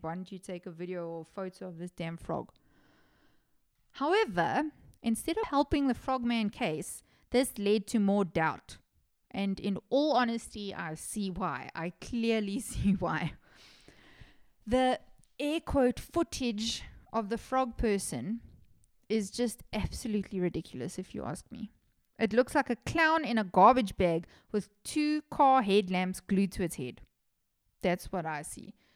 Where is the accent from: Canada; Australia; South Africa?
South Africa; Johannesburg, Gauteng; I'm from Johannesburg.